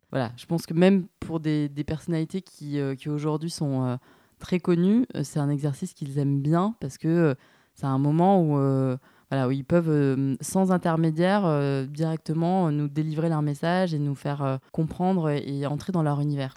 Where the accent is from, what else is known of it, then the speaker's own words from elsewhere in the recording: Nîmes, Occitania, France; moved away as an adult; also born or lived in Montpellier / Rennes; now in Paris, France; moi, je suis originaire de, de Nîmes euh, à la base.